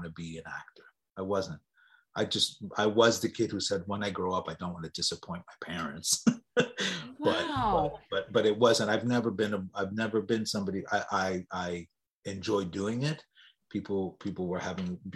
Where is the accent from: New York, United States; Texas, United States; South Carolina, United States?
New York, United States; New York City; I grew up in Greenwich Village.